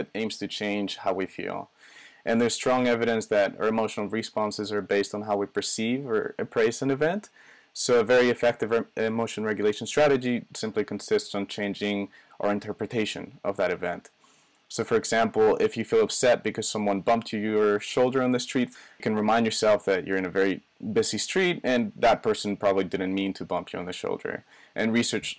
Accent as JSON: {"language": "English", "country": "Spain", "also_born_or_lived": "Oxford", "said": "in Spain, my home country"}